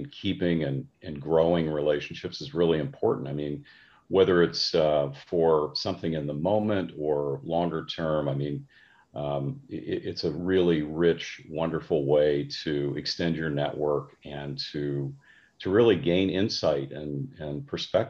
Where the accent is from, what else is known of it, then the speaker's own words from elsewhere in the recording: Midwest, United States; I grew up middle class, Midwestern upbringing.